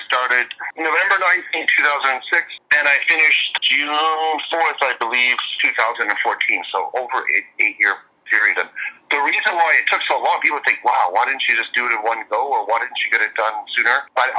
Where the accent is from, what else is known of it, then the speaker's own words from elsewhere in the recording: Canada; also born or lived in Montreal / Vancouver; now in Taiwan; From Canada, and our family moved around Canada quite a bit. So I guess I like to say that the two places I most identify with in Canada are Montreal and Vancouver.